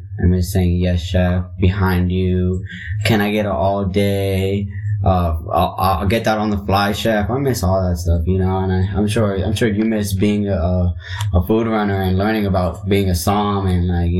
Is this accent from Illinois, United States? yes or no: no; California, United States; now in Chicago, United States; I'm from Chicago, but grew up in Southern California.